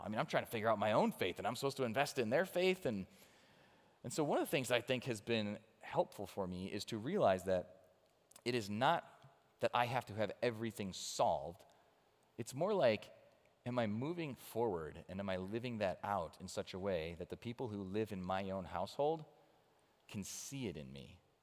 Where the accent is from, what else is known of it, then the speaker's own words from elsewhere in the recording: Chicago, Illinois, United States; now in Cincinnati, United States; I grew up around Chicago